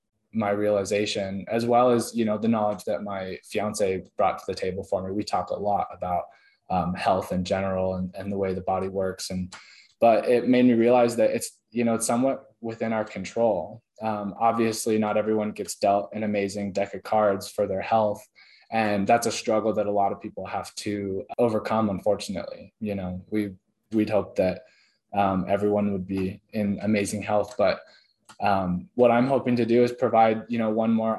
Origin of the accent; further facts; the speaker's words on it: Oregon, United States; I grew up in Oregon